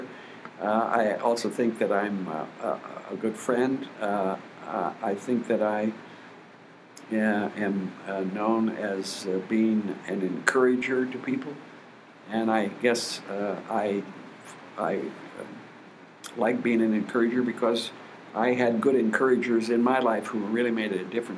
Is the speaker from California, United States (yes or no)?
no; Bloomington, Illinois, United States; I grew up right here in Bloomington Normal